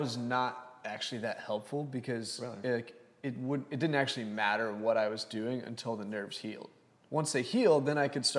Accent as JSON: {"language": "English", "town": "Lubbock", "region": "Texas", "country": "United States", "moved": "as an adult", "lives_now": "Houston, United States", "said": "So I moved here from Lubbock, Texas."}